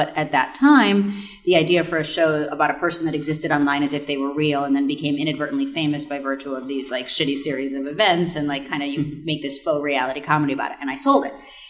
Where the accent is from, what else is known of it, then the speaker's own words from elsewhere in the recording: Connecticut, United States; And I'm from Connecticut, from just across the Long Island Sound. So, like, I, you know, grew up around there. And it felt like home to me.